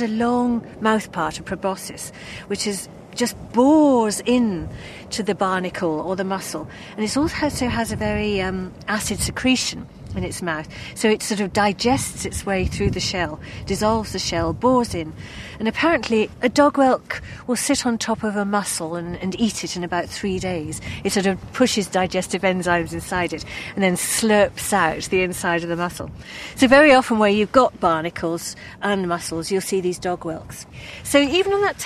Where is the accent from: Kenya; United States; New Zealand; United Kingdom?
United Kingdom; Cornwall, South West England; moved away as an adult; now in Cumbria, United Kingdom; I grew up in Cornwall